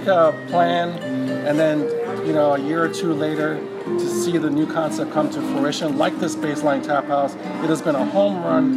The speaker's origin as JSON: {"language": "English", "town": "Miami", "region": "Florida", "country": "United States", "tie": "born or raised there", "also_born_or_lived": "Jamaica / McLean, Virginia", "lives_now": "Orlando, United States", "said": "Born in Jamaica, left there when I was around 10, moved to Miami, grew up there"}